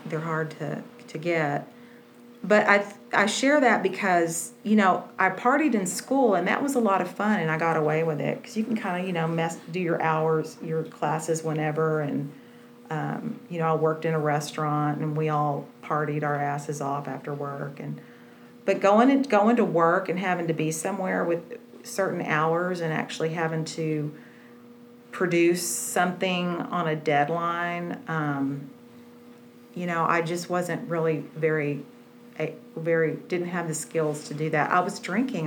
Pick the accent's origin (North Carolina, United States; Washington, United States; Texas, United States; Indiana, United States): Texas, United States; Wichita Falls; I grew up in Wichita Falls, and if anybody knows where that is, it's just, I, I did not fit there at all.